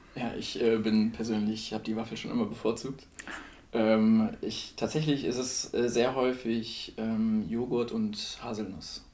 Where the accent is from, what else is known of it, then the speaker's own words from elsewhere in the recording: Celle, Lower Saxony, Germany; moved away as an adult; now in Würzburg, Germany; ich komme ursprünglich aus Celle